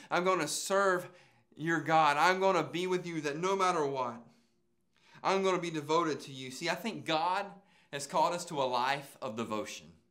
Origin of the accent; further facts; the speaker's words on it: Calhoun County, Florida, United States; I'm from Calhoun County, Florida.